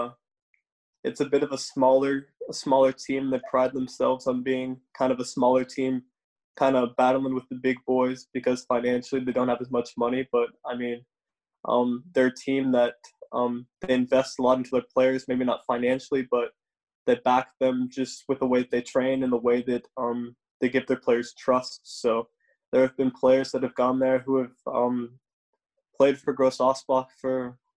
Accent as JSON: {"language": "English", "town": "Austin", "region": "Texas", "country": "United States", "tie": "born or raised there", "also_born_or_lived": "Round Rock, Texas", "said": "the people that I grew up with in Austin"}